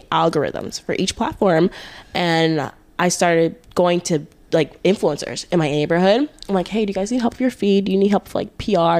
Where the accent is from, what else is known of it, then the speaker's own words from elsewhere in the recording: Boca Raton, Florida, United States; I'm from South Florida, Boca Raton